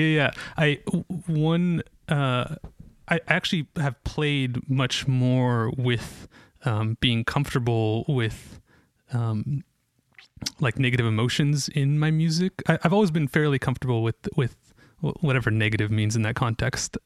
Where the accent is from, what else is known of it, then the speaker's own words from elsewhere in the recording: Ashland, Oregon, United States; moved away as an adult; also born or lived in Israel / Bend, Oregon / Portland, Oregon; I grew up in Ashland I was actually born in Israel but uh, grew up in Ashland